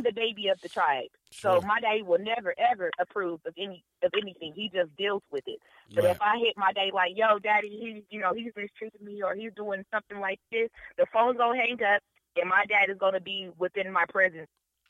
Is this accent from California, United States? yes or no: no; Denver, Colorado, United States; I'm from Denver, Colorado, y'all. I'm from the city of the mountains, cows, and the horses.